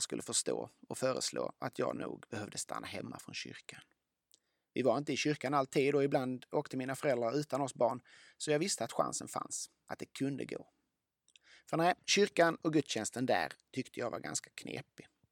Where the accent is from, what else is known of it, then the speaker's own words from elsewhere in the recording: Lund, Skåne, Sweden; Jag växte upp i Lund